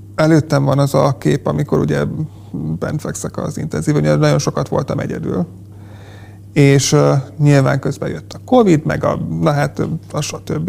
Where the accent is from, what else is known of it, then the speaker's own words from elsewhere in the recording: Polgár, Hajdú-Bihar, Hungary; én polgáról származom